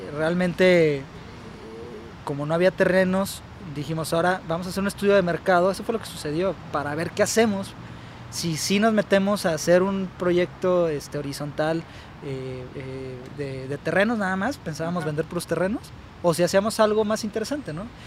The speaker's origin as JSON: {"language": "Spanish", "town": "Guadalajara", "region": "Jalisco", "country": "Mexico", "moved": "as an adult", "lives_now": "Aguascalientes, Mexico", "said": "yo soy de aquí de Guadalajara y toda esa experiencia la he tomado aquí en Guadalajara"}